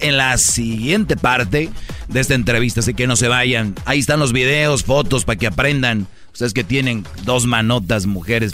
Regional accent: Monterrey, Nuevo León, Mexico; yo soy de Monterrey

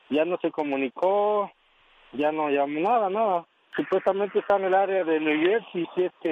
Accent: Guatemala; moved away; Somos de Guatemala.

